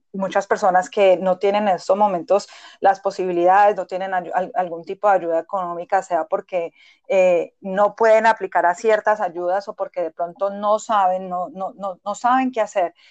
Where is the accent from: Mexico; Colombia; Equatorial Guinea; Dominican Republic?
Colombia; moved away as an adult; now in Boston, United States; soy médica general de Colombia, migré a Estados Unidos hace seis años.